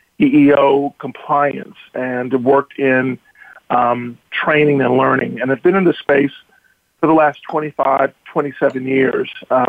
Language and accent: English; Georgia, United States; I am originally from Georgia, grew up as a military brat, so my father traveled all over the world, ended up at home in Georgia.